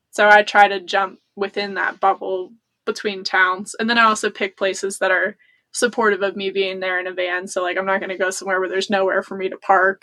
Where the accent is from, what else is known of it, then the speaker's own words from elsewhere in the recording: United States; I grew up near the Appalachian Trail